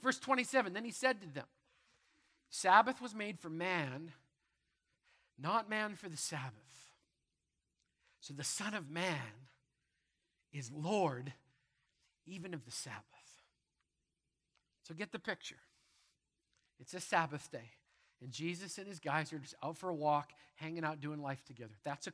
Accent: Manitoba, Canada; I grew up in Manitoba. There's wheat fields everywhere

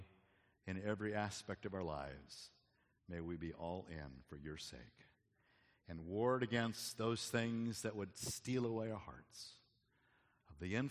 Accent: Arizona, United States; moved away; I grew up in Arizona

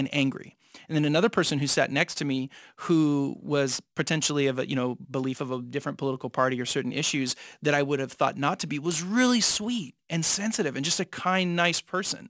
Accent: San Jose, California, United States; I was raised in East San Jose

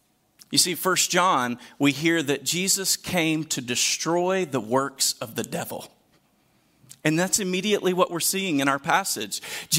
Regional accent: Deep South, United States; I grew up in the Deep South. I listened to enough country music growing up

